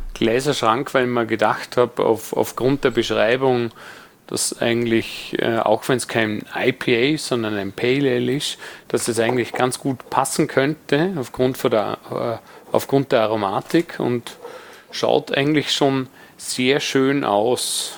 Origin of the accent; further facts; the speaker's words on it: Vorarlberg, Austria; moved away; als Vorarlberger